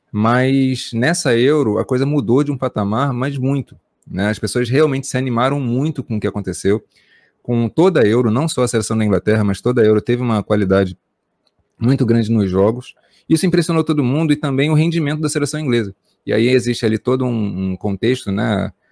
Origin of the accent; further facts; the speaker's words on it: Brazil; nós estamos no Brasil